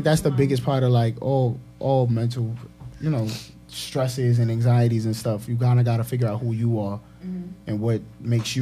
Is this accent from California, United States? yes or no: no; New York City, New York, United States; I'm from Marble Hill on 225th and Broadway in the Bronx